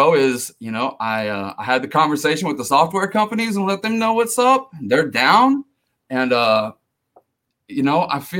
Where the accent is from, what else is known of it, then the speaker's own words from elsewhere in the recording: Missouri, United States; moved away; also born or lived in Denver; I'm originally from Missouri.